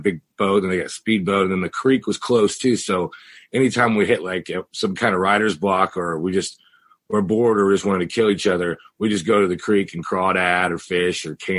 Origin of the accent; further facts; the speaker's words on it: Missouri, United States; So I'm from the Ozarks. So we just packed up our studio, and in June we went back to, you know, middle America, to Missouri